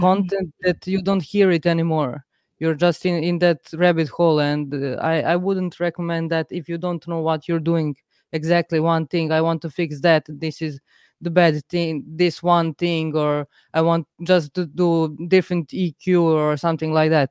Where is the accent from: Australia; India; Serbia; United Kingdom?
Serbia; I'm from Serbia